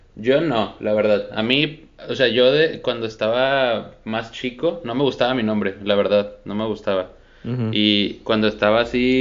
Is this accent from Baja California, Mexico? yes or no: no; Monterrey, Nuevo León, Mexico; la gente que somos de Monterrey